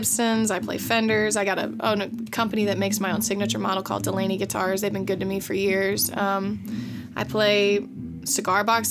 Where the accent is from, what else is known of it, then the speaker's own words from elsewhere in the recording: Kansas City, United States; now in New Orleans, United States; growing up in Kansas City, when I started learning how to play guitar and singing